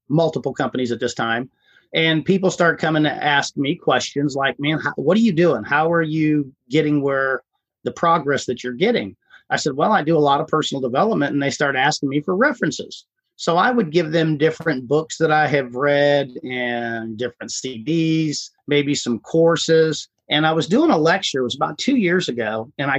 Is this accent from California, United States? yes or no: no; Ohio, United States; moved away as an adult; now in Houston, United States; I was born and raised in Ohio